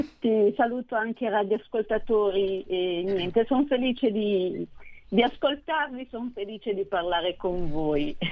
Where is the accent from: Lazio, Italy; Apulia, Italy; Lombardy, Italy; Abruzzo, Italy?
Lombardy, Italy; Nosate; il comune di, di Nosate, che tra l'altro è anche il mio paese